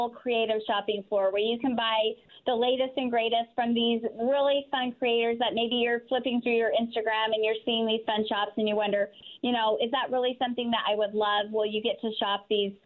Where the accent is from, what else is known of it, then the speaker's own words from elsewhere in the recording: Salt Lake City, Utah, United States; I'm from Salt Lake and we started there.